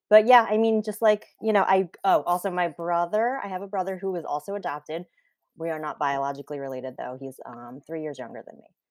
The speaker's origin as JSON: {"language": "English", "region": "New Jersey", "country": "United States", "tie": "born or raised there", "also_born_or_lived": "South Korea", "said": "So I grew up in New Jersey. I still live in New Jersey"}